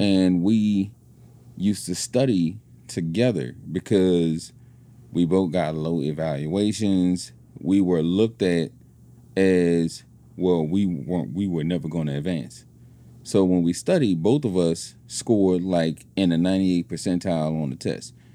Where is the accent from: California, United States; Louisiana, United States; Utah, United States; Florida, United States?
Louisiana, United States; New Orleans; moved away as an adult; I was from New Orleans